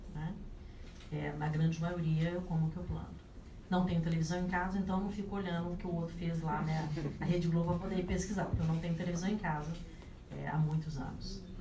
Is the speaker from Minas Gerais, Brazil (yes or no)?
yes; Minas Gerais, Brazil; eu sou mineira